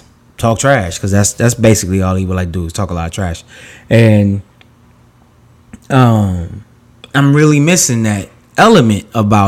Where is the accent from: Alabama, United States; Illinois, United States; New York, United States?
New York, United States; I grew up in New York